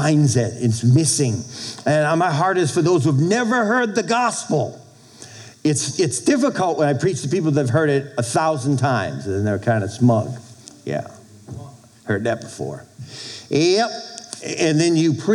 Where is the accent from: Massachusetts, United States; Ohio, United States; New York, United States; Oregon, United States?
Massachusetts, United States; Boston; moved away as an adult; also born or lived in Texas; now in Minnesota, United States; I'm from Boston